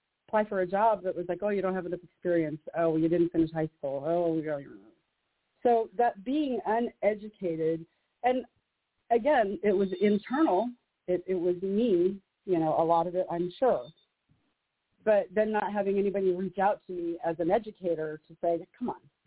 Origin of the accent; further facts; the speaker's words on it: Juneau, Alaska, United States; also born or lived in Oregon; I'm in Juneau. I was born and raised in Juneau, Alaska, the capital.